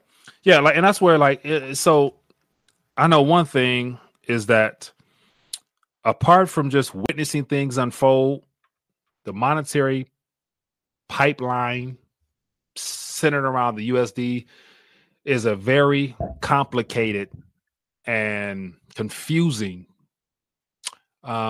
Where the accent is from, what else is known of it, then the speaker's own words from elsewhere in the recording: United States; as an American citizen